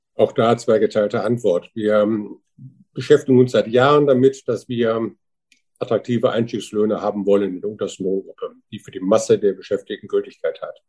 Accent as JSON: {"language": "German", "town": "Wuppertal", "region": "North Rhine-Westphalia", "country": "Germany", "said": "Ich komme aus Wuppertal"}